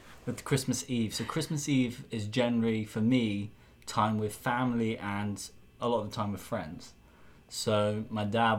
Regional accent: Devon, South West England, United Kingdom; moved away; I'm from Devon in England

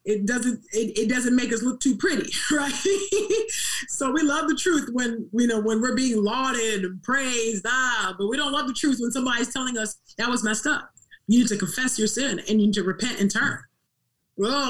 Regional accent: California, United States; as a dark-skinned Black girl growing up in California

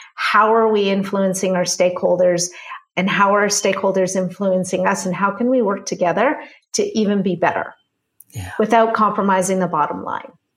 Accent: Canada; I'm Canadian

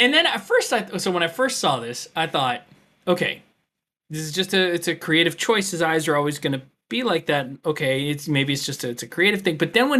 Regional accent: United States; as an American

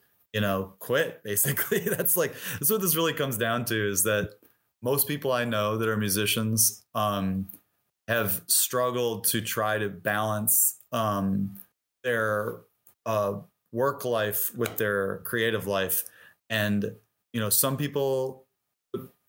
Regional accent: Detroit, Michigan, United States; moved away as an adult; also born or lived in Bloomington, Indiana; I grew up in Detroit

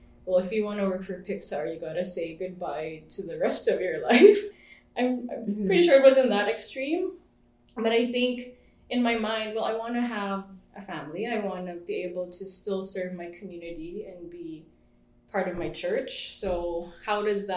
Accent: Philippines; moved away as an adult; now in Vancouver, Canada; I grew up in the Philippines

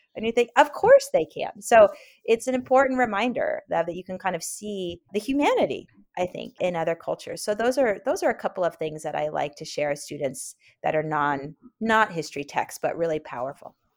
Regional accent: Oakland, California, United States; also born or lived in Berkeley / San Francisco; I grew up in Oakland, California, and spent most of my life in Oakland, Berkeley, and San Francisco when I was a, when I was a kid and a teenager

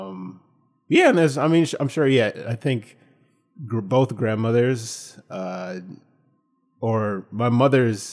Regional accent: Franklin, New Jersey, United States; my hometown, like Franklin Somerset

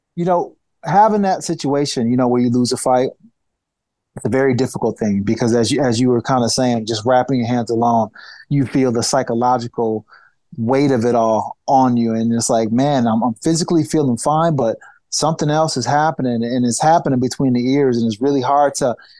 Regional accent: Niagara Falls, New York, United States; my hometown, Niagara Falls, New York

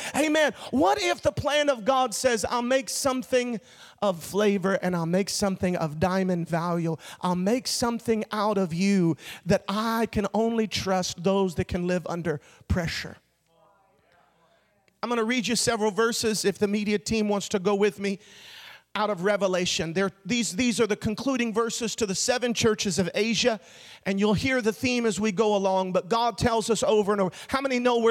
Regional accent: Orlando, Florida, United States; I'm born and raised in Florida, live most of my life in Orlando

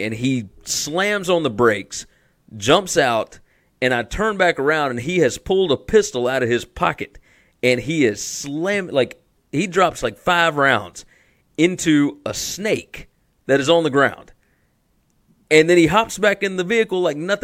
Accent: the South, United States; we're from the South

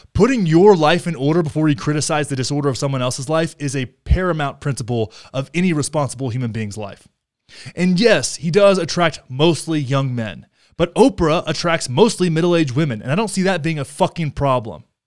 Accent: Texas, United States; I'm such a Texan

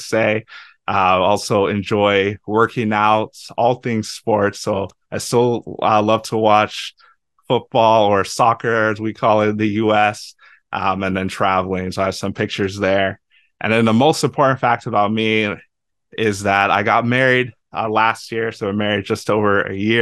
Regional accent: Lagos, Nigeria; also born or lived in Iowa, United States; now in St. Louis, United States; I am Nigerian. I was born in Lagos, Nigeria.

